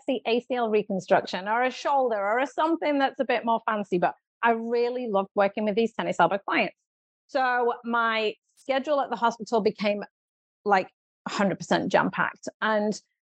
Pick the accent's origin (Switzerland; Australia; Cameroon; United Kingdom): United Kingdom; moved away as an adult; now in Southern California, United States; you can probably tell from my accent that I am from the UK